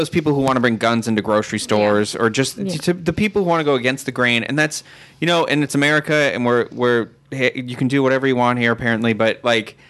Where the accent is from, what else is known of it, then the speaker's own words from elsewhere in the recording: Massachusetts, United States; I'm from Massachusetts, so I have a different history